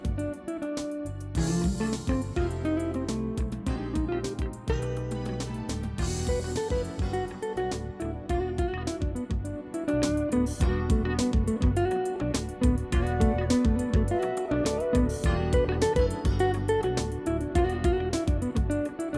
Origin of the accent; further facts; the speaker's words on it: Melbourne, Victoria, Australia; I'm from Melbourne, so we're keeping smooth jazz alive here in Melbourne town